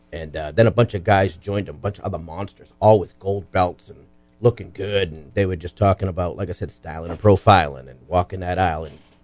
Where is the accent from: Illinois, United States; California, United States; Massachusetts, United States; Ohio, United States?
Massachusetts, United States; Lynn; I grew up in Lynn, Massachusetts.